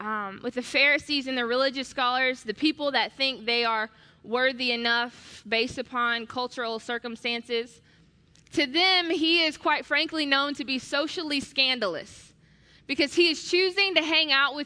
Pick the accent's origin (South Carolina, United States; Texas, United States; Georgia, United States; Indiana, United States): Georgia, United States; Atlanta; I'm from Atlanta